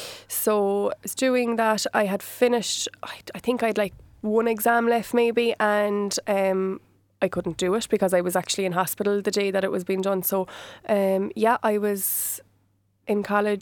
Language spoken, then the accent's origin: English; County Cork, Ireland; I was born in Yeovil, okay. Little town in East Cork. Been in Yeovil all my life.